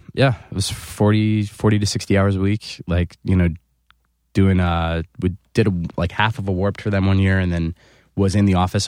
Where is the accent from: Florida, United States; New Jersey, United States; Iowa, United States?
New Jersey, United States; fifteen minutes outside of Philadelphia; born or raised there; moved away as an adult; also born or lived in Chicago